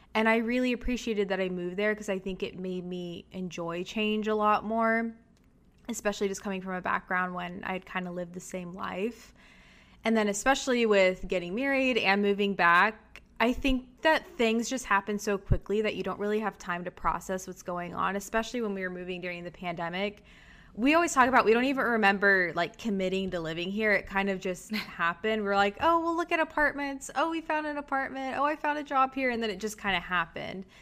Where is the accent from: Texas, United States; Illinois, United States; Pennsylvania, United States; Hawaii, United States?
Texas, United States; moved away as an adult; also born or lived in Chicago, United States / New York, United States; I had always lived in Texas my whole life